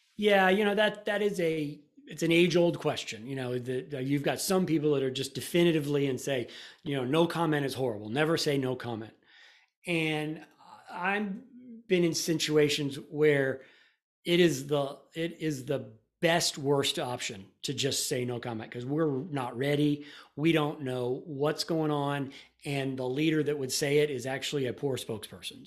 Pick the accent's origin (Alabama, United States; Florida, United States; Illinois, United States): Florida, United States; now in Austin, United States; I grew up in Florida